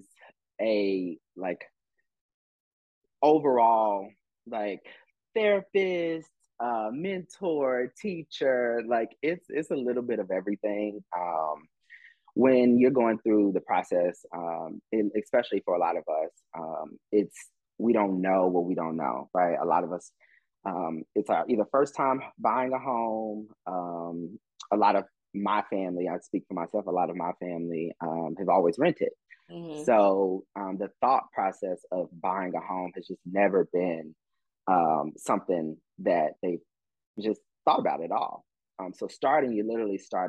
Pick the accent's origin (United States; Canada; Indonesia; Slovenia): United States; Austin, Texas; moved away as an adult; now in Atlanta, United States; I'm originally from Austin, Texas